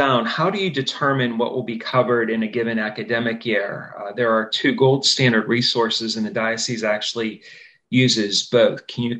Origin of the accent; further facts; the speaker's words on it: Pittsburgh, Pennsylvania, United States; I grew up in the South Hills in the Carrick-Overbrook area, so I'm familiar with Upper St. Clair, Bethel Park.